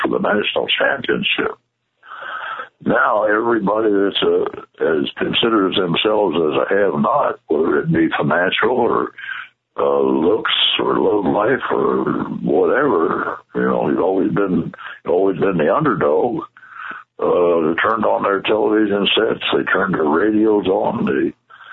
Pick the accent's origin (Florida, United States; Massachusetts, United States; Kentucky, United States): Kentucky, United States; Louisville; moved away; Louisville, which that was my hometown